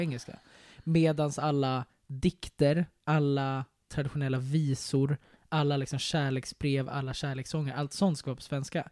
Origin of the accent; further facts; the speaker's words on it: Sweden; jag är svensk